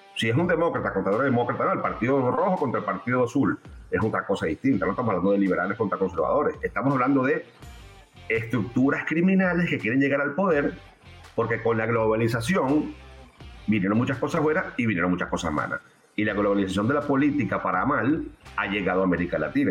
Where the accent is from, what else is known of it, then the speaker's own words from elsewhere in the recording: Venezuela; como venezolano